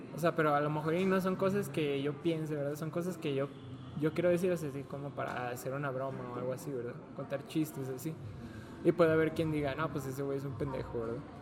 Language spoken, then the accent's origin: Spanish; Mexico